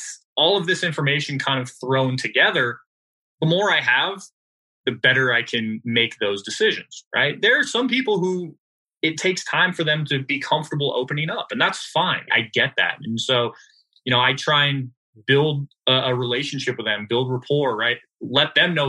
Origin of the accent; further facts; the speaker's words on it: California, United States; I'm from California